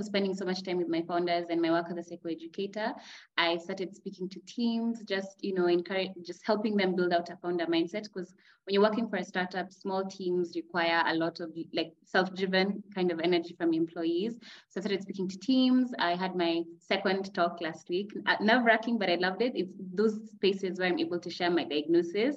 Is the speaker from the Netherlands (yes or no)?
no; Kenya; also born or lived in Nairobi, Kenya; I am a psychoeducator living in Kenya, Nairobi, Kenya